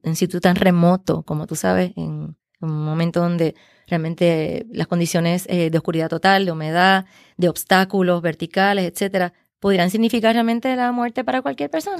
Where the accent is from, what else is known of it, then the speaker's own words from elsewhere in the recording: Puerto Rico; como puertorriqueños